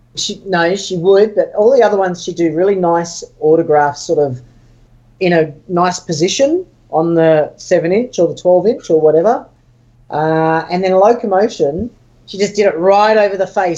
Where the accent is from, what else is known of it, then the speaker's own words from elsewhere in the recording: Sydney, New South Wales, Australia; I'm from Sydney, I was living in Sydney at the time.